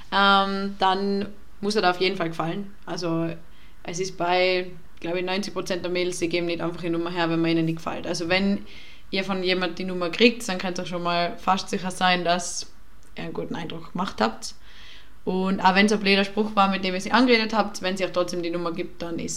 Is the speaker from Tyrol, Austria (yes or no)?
yes; Tyrol, Austria; now in Vienna, Austria; ich bin aus Tirol und ich gehe gerne auf den Berg und so und dass das halt voll schade ist in Wien, kann man das alles nicht machen.